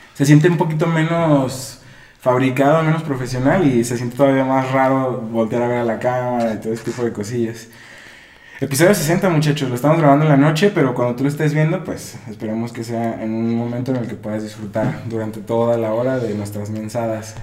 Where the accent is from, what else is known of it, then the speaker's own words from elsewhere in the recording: Guadalajara, Jalisco, Mexico; aquí donde nosotros somos, de Guadalajara.